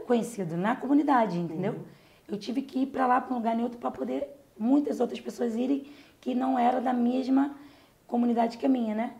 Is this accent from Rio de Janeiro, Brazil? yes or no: yes; Rio de Janeiro, Brazil; eu fui nascida e criada na Vila Aliança